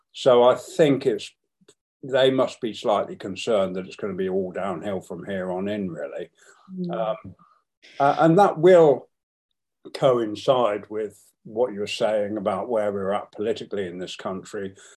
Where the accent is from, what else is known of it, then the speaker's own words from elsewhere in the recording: England, United Kingdom; When people said, Where are you from? I would proudly say I was from England.